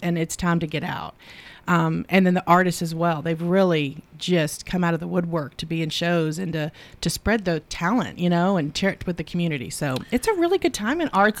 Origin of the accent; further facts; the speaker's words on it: the South, United States; growing up in the South